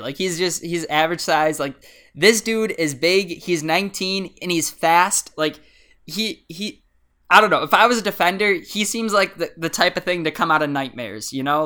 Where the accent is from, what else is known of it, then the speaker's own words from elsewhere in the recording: United States; as an American